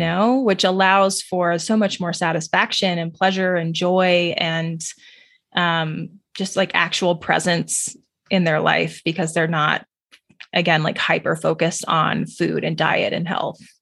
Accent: New Mexico, United States; I grew up in New Mexico

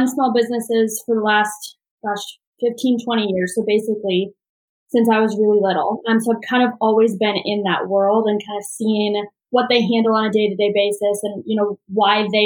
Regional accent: Omaha, Nebraska, United States; moved away as an adult; now in Nashville, United States; I grew up in Omaha, Nebraska

